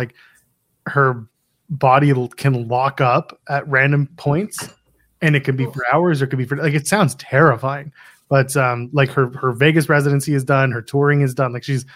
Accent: Canada; as a Canadian

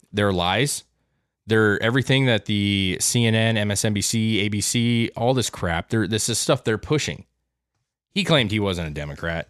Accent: United States; we as American citizens

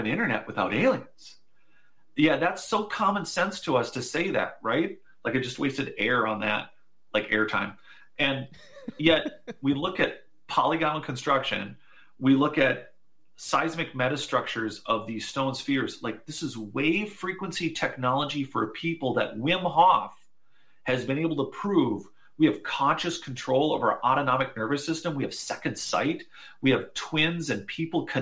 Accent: Minnesota, United States; I'm from Minnesota, and we have the Mayo Clinics.

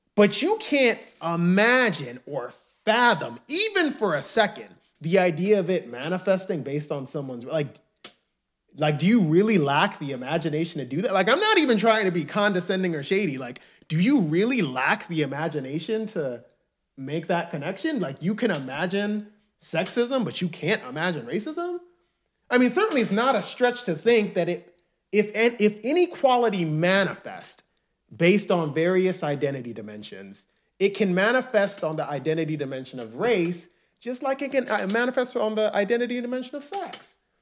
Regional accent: New York City, New York, United States; also born or lived in Nigeria (ancestry); I'm Nigerian, and most of my family lives in Nigeria. But I was born in the United States. I was born in Harlem

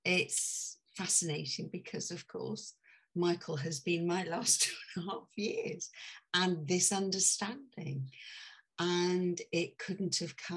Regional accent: United Kingdom; also born or lived in near London; I'm British.

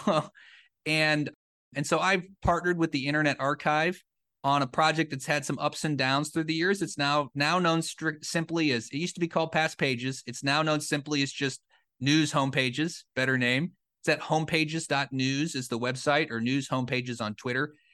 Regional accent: Cedar Rapids, Iowa, United States; moved away; the paper where I grew up in the Cedar Rapids Gazette in Eastern Iowa

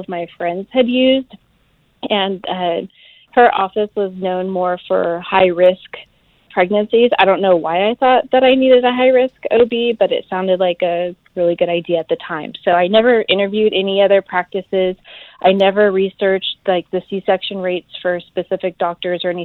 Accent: California, United States; moved away as an adult; now in South Carolina, United States; I'm originally from California, but we currently live in South Carolina

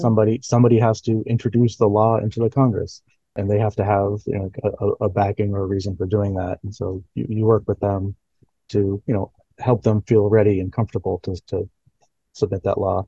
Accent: Northern Mariana Islands; moved away; also born or lived in Florida; I'm actually from the Northern Mariana Islands, even though I went to school in Florida

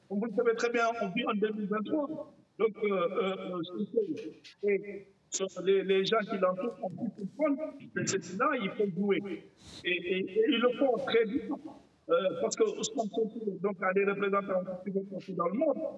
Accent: Senegal; moi, en tant que sénégalais, franchement, ce n'était pas ce que j'attendais.

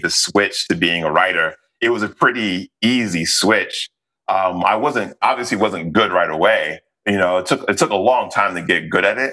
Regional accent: New York, United States; moved away as an adult; now in Los Angeles, United States; I'm from the South Bronx

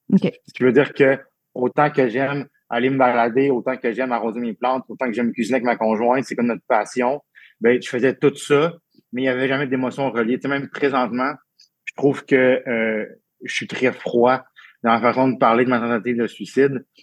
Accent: Abitibi-Témiscamingue, Quebec, Canada; je suis né en Abitibi-Témiscamingue euh, en 89

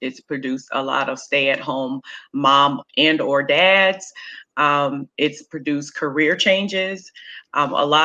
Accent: Kansas City, United States; now in Norfolk, United States; I'm originally from Kansas City

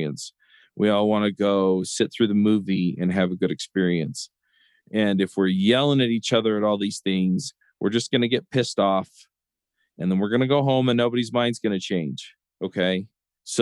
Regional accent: Orem, Utah, United States; now in Lehi, United States; here where I grew up in Orem, Utah, and then here in Lehi, Utah, where I live now

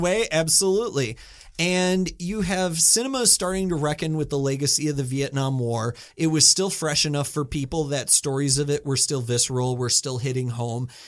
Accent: United States; I'm American

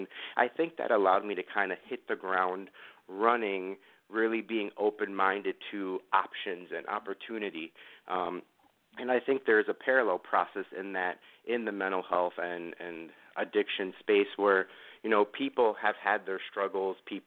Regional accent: New York City, New York, United States; moved away; I grew up in Queens

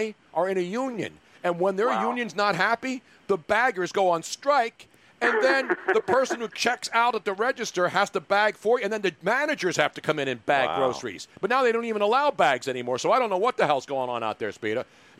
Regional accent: Philadelphia, Pennsylvania, United States; I'm a Philly guy

